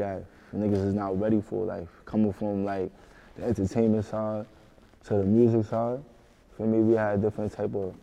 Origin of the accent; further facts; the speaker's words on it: New York City, New York, United States; I'm from the Bronx